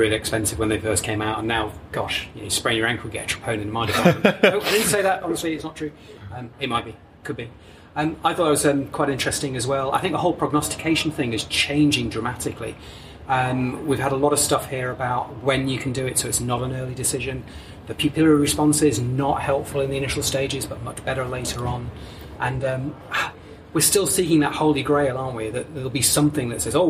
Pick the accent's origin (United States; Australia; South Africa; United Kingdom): United Kingdom; Manchester, North West England; Manchester, which is my hometown.